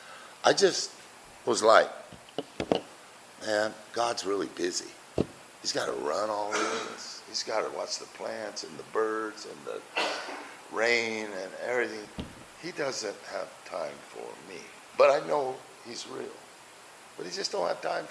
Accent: Buckeye, Arizona, United States; I'm from Buckeye.

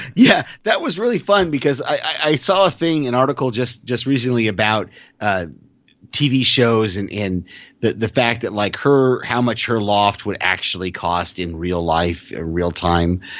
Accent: California, United States; moved away as an adult; also born or lived in Texas; I'm from the West Coast. I grew up in California

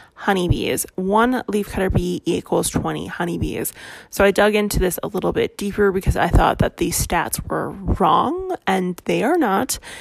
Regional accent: Canada; I am Canadian

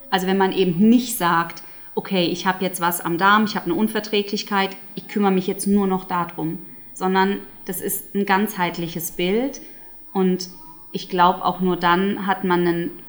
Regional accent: United Kingdom; German is a second language; die Amerikanerin ist und ich bin ja Britin, wir feiern sozusagen das englische ähm, Weihnachten am 25.

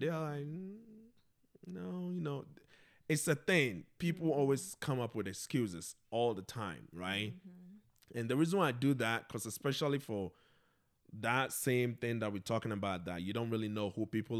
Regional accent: Ghana; I think since I came from Ghana, literally every month, something something comes up.

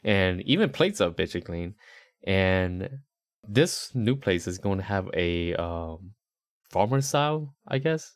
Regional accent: Rhode Island, United States; moved away; also born or lived in Charlotte, North Carolina; growing up in Rhode Island, like, the suburbs wasn't really the suburbs

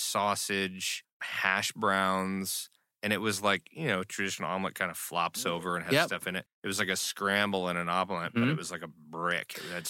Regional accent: Nebraska, United States; moved away; I'm from Nebraska.

